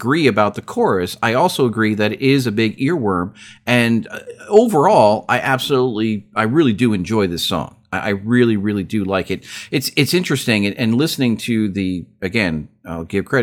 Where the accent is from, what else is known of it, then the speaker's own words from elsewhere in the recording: United States; as an American